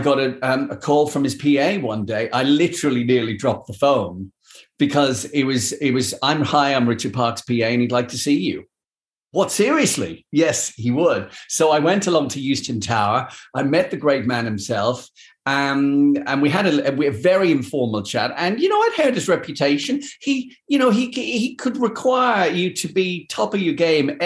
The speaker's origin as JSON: {"language": "English", "town": "Dublin", "region": "Leinster", "country": "Ireland", "tie": "born or raised there", "also_born_or_lived": "London", "moved": "as an adult", "said": "growing up in Dublin"}